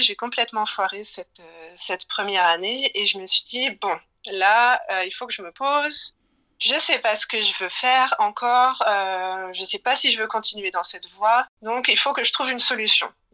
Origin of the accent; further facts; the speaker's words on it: Plougasnou, Brittany, France; moved away as an adult; also born or lived in Lille; now in Berlin, Germany; je suis née à Lille et j'ai ensuite grandi dans un petit village breton euh, qui s'appelle Plouganou.